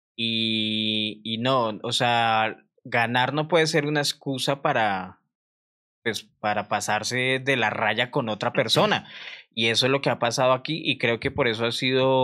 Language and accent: Spanish; Colombia; todos los colombianos que hemos viajado